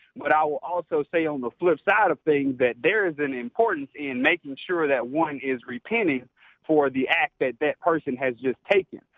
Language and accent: English; Alabama, United States; now in Kentucky, United States; born and raised in Alabama